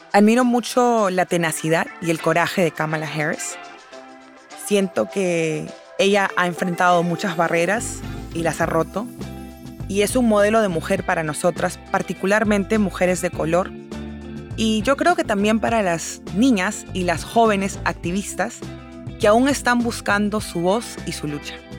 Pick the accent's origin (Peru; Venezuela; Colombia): Peru; now in United States; Yo soy originalmente de Perú